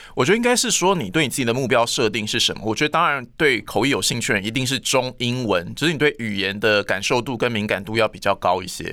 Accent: Hualien County, Taiwan; 因为我是花莲人

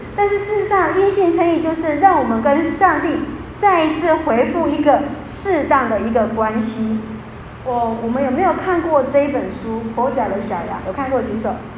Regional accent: Taiwan; 我们台湾人的传统

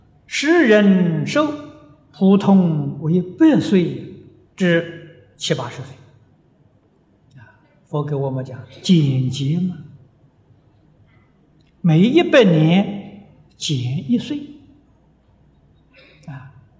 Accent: China; 歌利翻成中国的意思就是。很残忍的，很粗暴的，我们中国人讲暴君的

